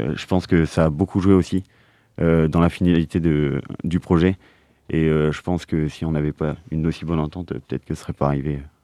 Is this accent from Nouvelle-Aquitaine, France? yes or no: no; Plougastel-Daoulas, Brittany, France; je suis de Plougastel une petite ville à côté de Brest